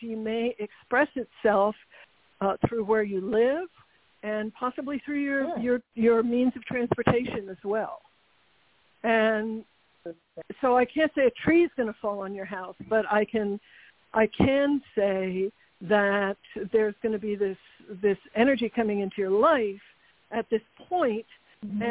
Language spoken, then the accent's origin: English; New York City, New York, United States; I was born in Manhattan